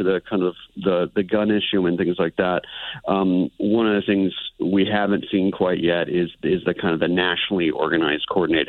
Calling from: Austin, Texas, United States; I'm calling in from Texas, from Austin, about an hour and a half from Waco.

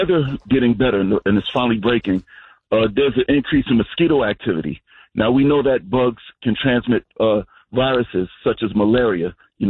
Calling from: Mount Vernon, New York, United States; We're calling from the Fire Department of Mount Vernon, New York.

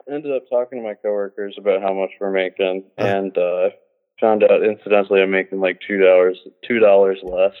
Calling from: Philadelphia, Pennsylvania, United States; I'm calling from Philadelphia.

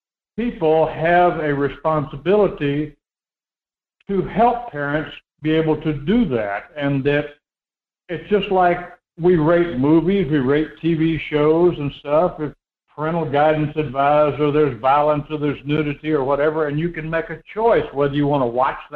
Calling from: Homer, Alaska, United States; This is … down in Homer.

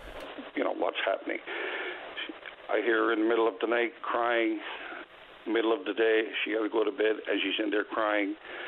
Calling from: St. Alban's, Newfoundland and Labrador, Canada; I'm calling from St. Albans this morning here in beautiful Bay des Bear.

